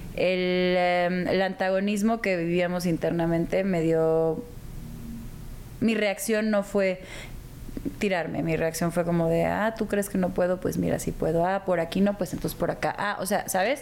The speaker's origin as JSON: {"language": "Spanish", "town": "Guadalajara", "region": "Jalisco", "country": "Mexico", "tie": "born or raised there", "also_born_or_lived": "Houston, United States / Hermosillo, Mexico", "said": "yo me crié realmente. Estuve tres años en Hermosillo y luego el resto de mi infancia y adolescencia en Guadalajara"}